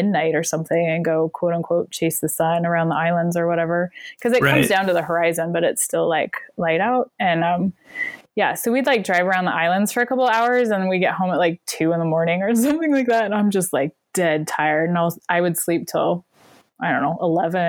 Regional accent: Bellingham, Pacific Northwest, United States; also born or lived in Glasgow, Scotland; I'm from the Pacific Northwest

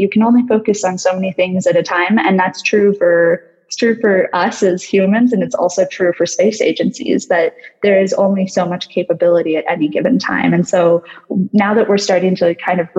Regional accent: United States; I'm American

